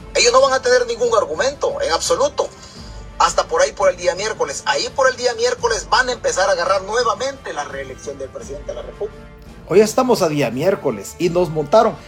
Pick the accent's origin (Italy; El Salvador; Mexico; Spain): El Salvador; los salvadoreños